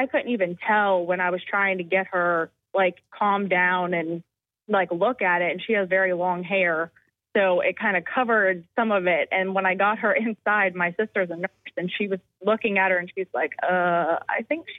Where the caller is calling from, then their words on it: Goose Creek, South Carolina, United States; I'm from Goose Creek.